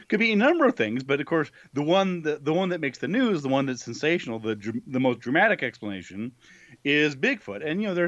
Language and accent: English; New Mexico, United States; also born or lived in Buffalo; my home state of New Mexico